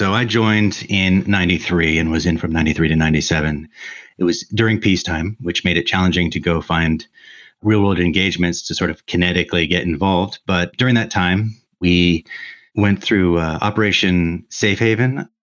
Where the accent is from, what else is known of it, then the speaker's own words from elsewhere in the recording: Santa Barbara, California, United States; So I grew up actually in Santa Barbara, California